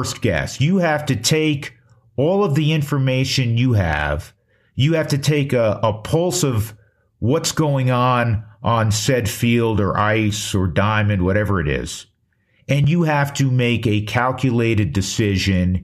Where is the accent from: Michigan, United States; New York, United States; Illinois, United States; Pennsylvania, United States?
New York, United States; Growing up in New York